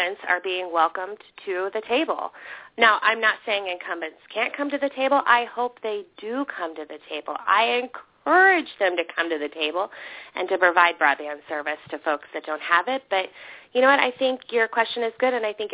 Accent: Iowa, United States; I'm from Iowa

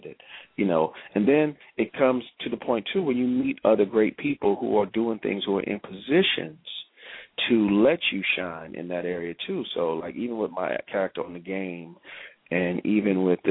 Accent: New York, United States; also born or lived in Clinton, South Carolina; I was born there, but I was raised in New York

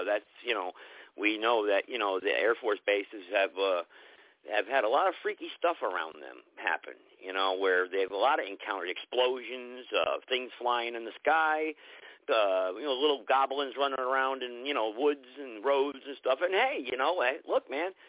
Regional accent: New Hampshire, United States; I grew up in New Hampshire, in the mountains up there

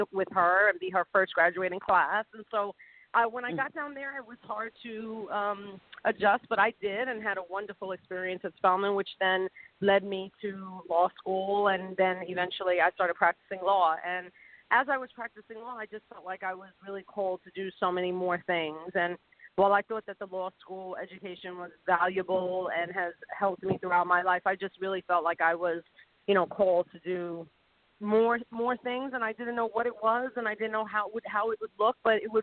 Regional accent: New York City, New York, United States; moved away as an adult; it all started in the Bronx, New York, where I was born, and, you know, grew up there until I was 18.

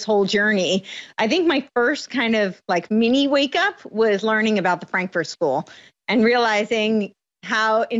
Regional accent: United States; moved away as an adult; also born or lived in New York City / Los Angeles; I grew up on the East Coast, right outside New York City

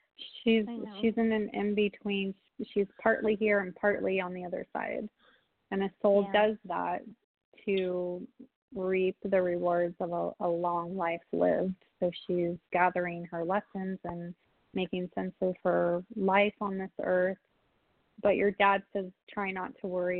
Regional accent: San Diego, California, United States; now in Wisconsin, United States; San Diego, my hometown

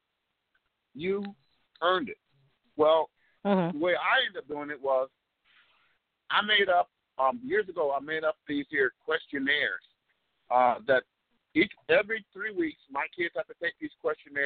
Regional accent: Texas, United States; moved away; also born or lived in Chicago; When I grew up here in Texas, and then my dad eventually hauled my behind up to Chicago, I grew up on a working

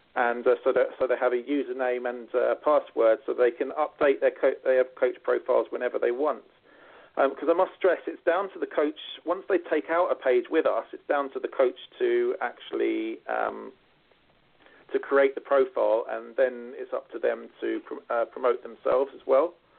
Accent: United Kingdom; now in Ireland; being a Brit myself

